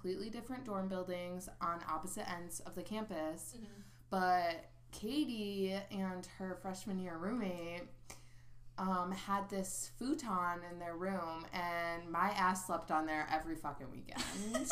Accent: Illinois, United States; We're both from Illinois

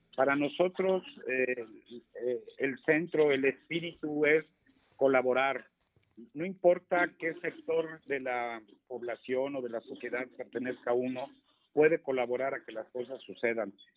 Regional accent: Mexico; todos los que somos mexicanos, pues somos mexicanos por igual

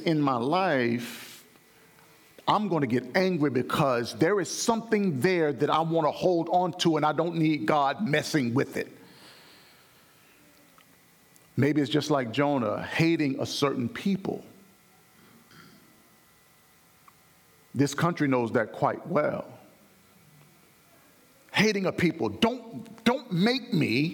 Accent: Alabama, United States; my home church growing up in Alabama

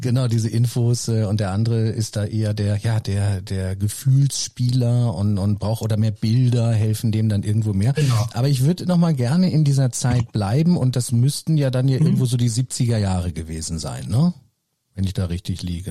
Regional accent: Herford, North Rhine-Westphalia, Germany; Also ich komme ja auch aus Nordrhein-Westfalen und oder aus Herford

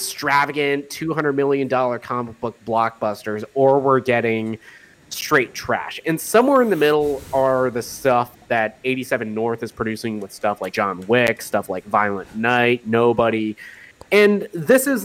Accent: Philippines; me being Filipino

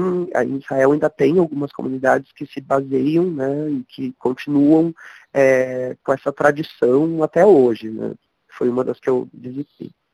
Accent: Porto Alegre, Rio Grande do Sul, Brazil; moved away as an adult; now in São Paulo, Brazil; venho do sul, de Porto Alegre, moro em São Paulo uh, já há sete anos no estado

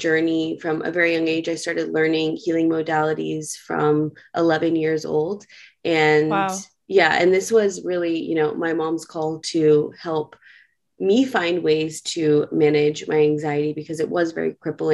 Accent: New York City, New York, United States; I am a born and raised New Yorker. I grew up in New York City

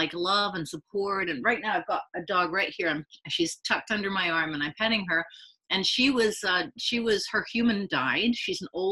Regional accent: London, United Kingdom; I grew up in London

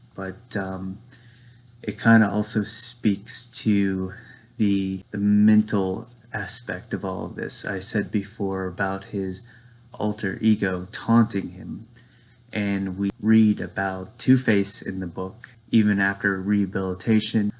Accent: Lynchburg, Virginia, United States; I'm from Lynchburg, Virginia.

